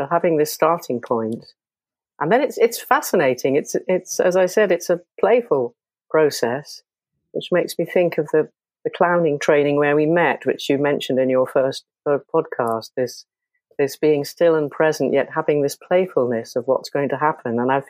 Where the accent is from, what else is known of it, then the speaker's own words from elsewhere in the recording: England, United Kingdom; born there; now in Wales, United Kingdom; From Wales. I'm living in Wales. I was born in England, lived in Wales for some time now.